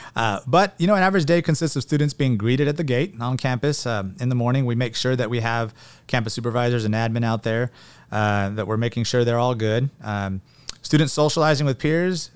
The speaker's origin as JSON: {"language": "English", "town": "Porterville", "region": "California", "country": "United States", "tie": "born or raised there", "also_born_or_lived": "Long Beach, California / San Diego, California / Catalina Island, California", "said": "I grew up in Porterville. Um, I'm a fourth generation Portervillian"}